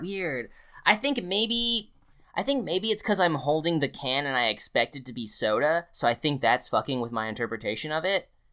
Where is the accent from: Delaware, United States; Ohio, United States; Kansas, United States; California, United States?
Delaware, United States; moved away; I'm from Delaware